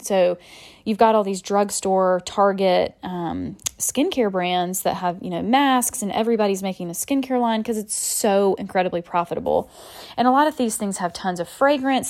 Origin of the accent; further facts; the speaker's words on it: Macon, Georgia, United States; moved away as an adult; now in Charleston, United States; my hometown, Macon